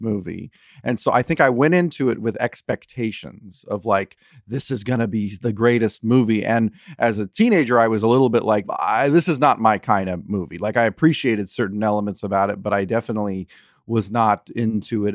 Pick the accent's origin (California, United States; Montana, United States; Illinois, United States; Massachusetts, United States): California, United States; South Orange County; I grew up in, uh, in, like, South Orange County